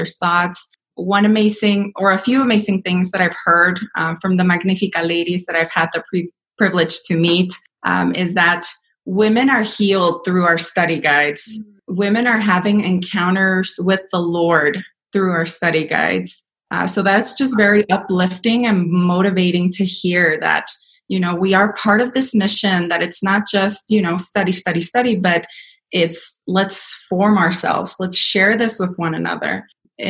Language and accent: English; Denver, Colorado, United States; also born or lived in Mexico; I was raised here in Denver. I was educated here in Denver.